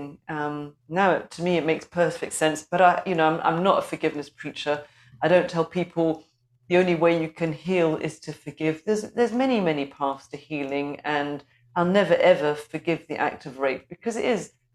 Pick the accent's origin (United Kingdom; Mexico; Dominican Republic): United Kingdom; London; moved away as an adult; now in Scotland, United Kingdom; I'm a North London girl